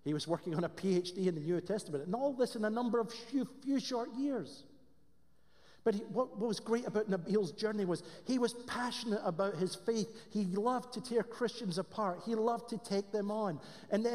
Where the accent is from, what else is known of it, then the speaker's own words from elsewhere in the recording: Scotland, United Kingdom; accent: Scottish; moved away; I have a Scottish accent